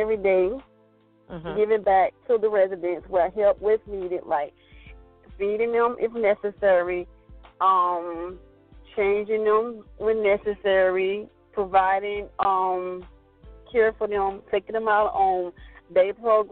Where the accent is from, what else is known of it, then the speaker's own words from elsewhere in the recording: Florida, United States; I'm from Midwest, Florida